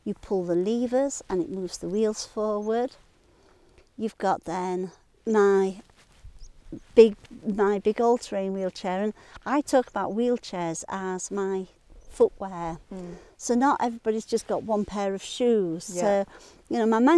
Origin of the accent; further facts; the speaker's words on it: Sheffield, Yorkshire and the Humber, United Kingdom; moved away as an adult; also born or lived in Bradford / Louth, Lincolnshire; now in Lake District, United Kingdom; I'm a Yorkshire lass. I was born in Sheffield, born and bred in Sheffield.